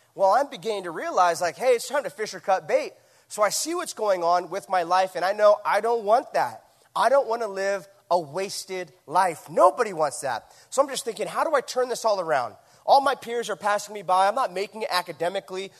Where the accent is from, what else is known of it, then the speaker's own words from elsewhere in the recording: Huntington Beach, California, United States; my hometown, Huntington Beach, California